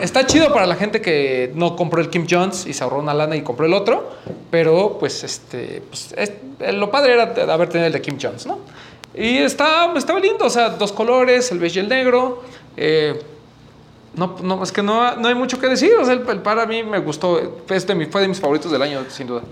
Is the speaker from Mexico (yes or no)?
yes; Mexico